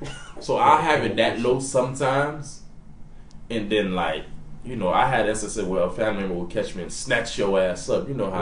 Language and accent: English; Haiti; now in United States; You know, I'm an island jit. It's different. And it reminds you, I came from Haiti. I wasn't born here.